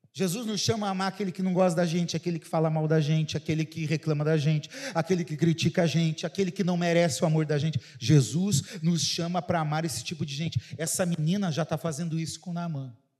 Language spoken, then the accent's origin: Portuguese; Paraná, Brazil; moved away; Vou falar como eu falo lá no Paraná, lá na minha cidade